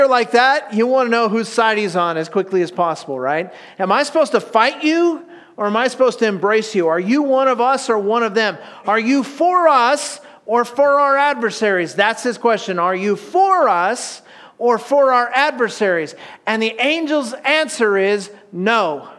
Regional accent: United States; because we're American

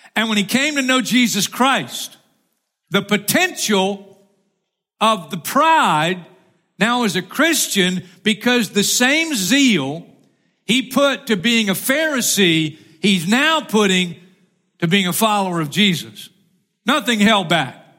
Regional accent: Florida, United States; I'm from Florida

